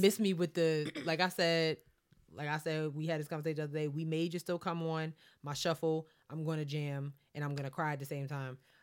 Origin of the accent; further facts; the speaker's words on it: Baldwin, New York, United States; we grew up in Baldwin, which was a very, very diverse town